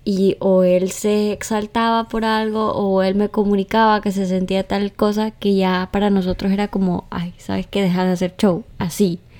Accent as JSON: {"language": "Spanish", "region": "Santa Bárbara", "country": "Honduras", "said": "Soy de Santa Bárbara."}